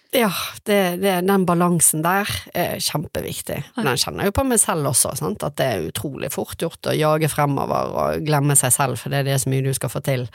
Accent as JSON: {"language": "Norwegian", "town": "Bergen", "region": "Vestland", "country": "Norway", "tie": "born or raised there", "said": "Jeg vokste opp på Tertnes eh, i Åsane"}